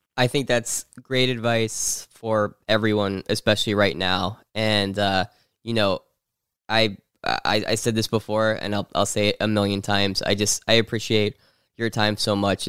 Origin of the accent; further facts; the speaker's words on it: New Jersey, United States; I grew up in New Jersey, so right across the border.